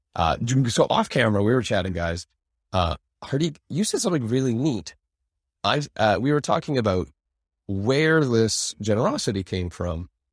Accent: Fort St. John, British Columbia, Canada; growing up in Fort Saint John

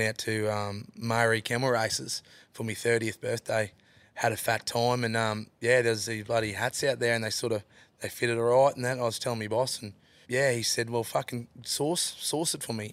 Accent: Western Queensland, Australia; Growing up in Western Queensland, Central Queensland

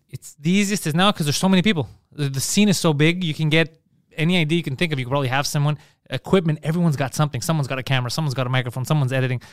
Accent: Montreal, Quebec, Canada; we're from Park X

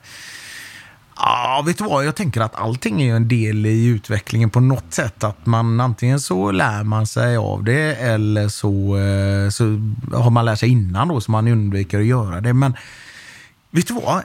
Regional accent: Gothenburg, Västra Götaland, Sweden; när vi växte upp i Biskopsgården

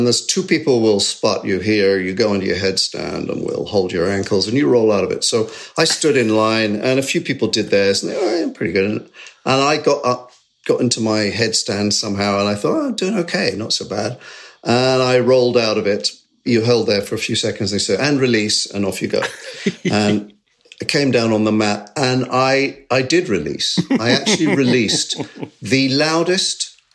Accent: Sevenoaks, South East England, United Kingdom; I grew up in Sevenoaks, very close

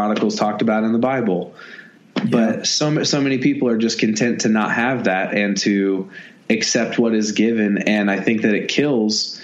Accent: Indiana, United States; I'm from Indiana. I was raised behind a cornfield

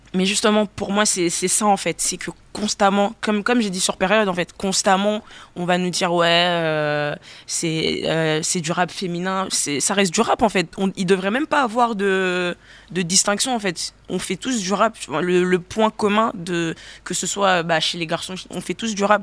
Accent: Gabon; moved away; J'ai grandi au Gabon

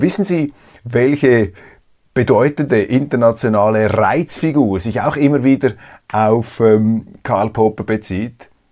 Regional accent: Switzerland; als Schweizer

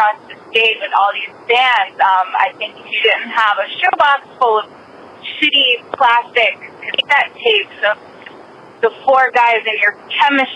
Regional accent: Marlton, New Jersey, United States; now in Clifton, United States; I'm from Marlton, currently Clifton

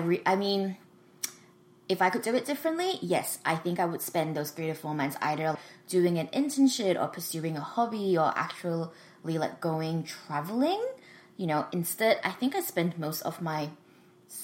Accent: Malaysia; moved away as an adult; now in Sydney, Australia; So I went to the University of Sydney. I moved from Malaysia to Sydney specifically for that reason.

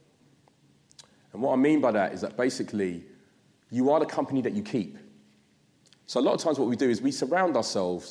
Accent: London, United Kingdom; So I'm from South London

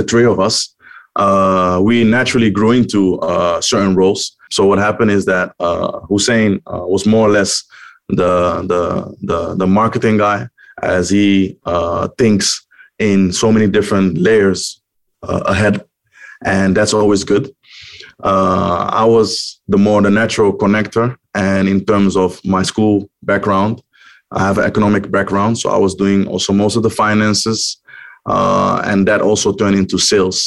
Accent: Amsterdam, North Holland, Netherlands; moved away as an adult; now in New York, United States; our neighborhood that we grew up in Amsterdam, in the west part of Amsterdam

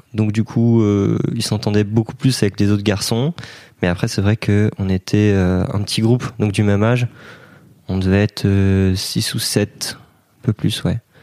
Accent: Brittany, France; je suis breton et j'ai 22 ans cette année.

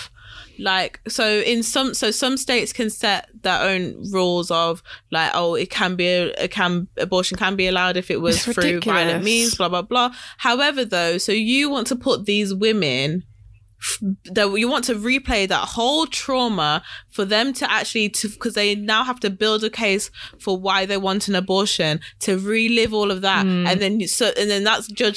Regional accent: United Kingdom; we're British

